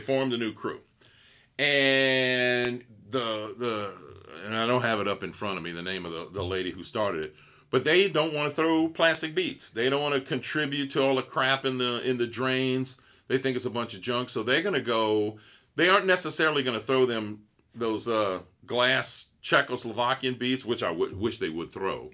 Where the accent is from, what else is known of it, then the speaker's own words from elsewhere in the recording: Gonzales, Louisiana, United States; I'm from Gonzales